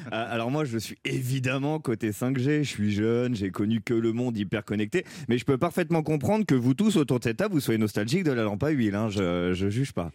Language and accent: French; Versailles, Île-de-France, France; je viens de Versailles